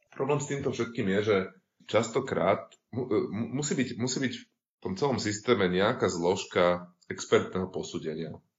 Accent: Bratislava, Bratislava Region, Slovakia; pochádzam z Bratislavy

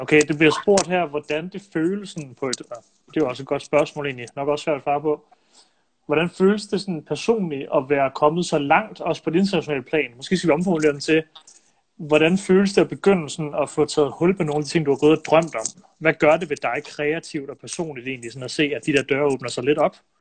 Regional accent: Silkeborg, Central Denmark Region, Denmark; jeg er jo fra Silkeborg selv

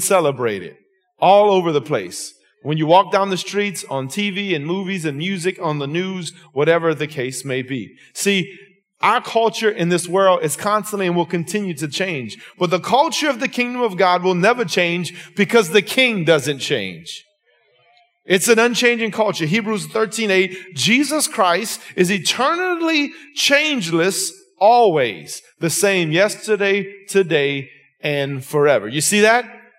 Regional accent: Lafayette, Louisiana, United States; I'm from Lafayette, Louisiana, Scott, South Louisiana

